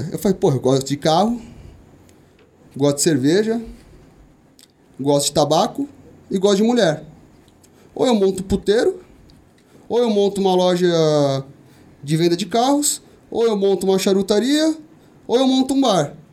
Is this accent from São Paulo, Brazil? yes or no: yes; São Paulo, Brazil; born there; Eu, cara, nasci ali na Vila Ré, é um zona leste ali, extremo ali da zona leste de São Paulo.